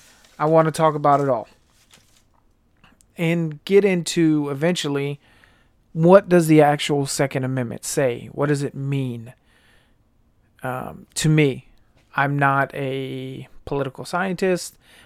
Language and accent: English; United States; they are part of my rights as an American citizen.